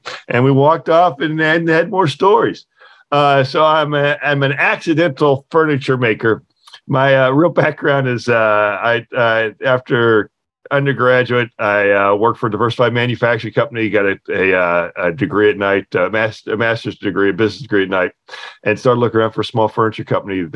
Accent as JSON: {"language": "English", "region": "West Virginia", "country": "United States", "tie": "born or raised there", "said": "I was a kid growing up in West Virginia."}